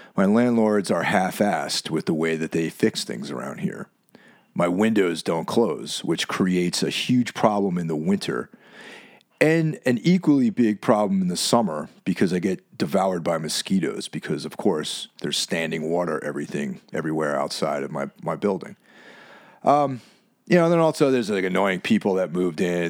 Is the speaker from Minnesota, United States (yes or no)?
no; Lake Carmel, New York, United States; my hometown of Lake Carmel, New York, or Carmel, New York